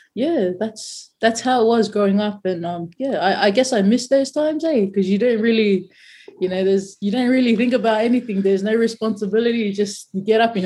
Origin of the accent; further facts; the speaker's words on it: Claymore, New South Wales, Australia; also born or lived in New Zealand / Mount Druitt; I grew up in Claymore